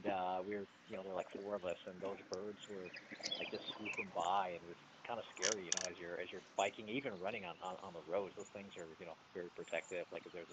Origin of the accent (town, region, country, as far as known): Phoenix, Arizona, United States